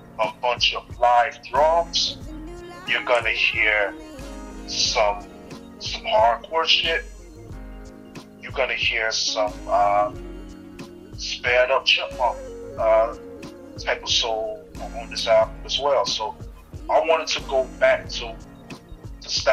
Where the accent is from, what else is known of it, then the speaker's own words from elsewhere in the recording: the South, United States; moved away as an adult; also born or lived in Birmingham, Alabama / Atlanta, Georgia / Orlando, Florida; now in United Kingdom; I'm from the South